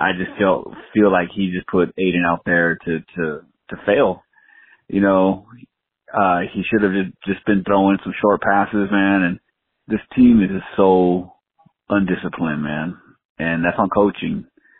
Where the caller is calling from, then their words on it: Las Vegas, Nevada, United States; I'm calling from Las Vegas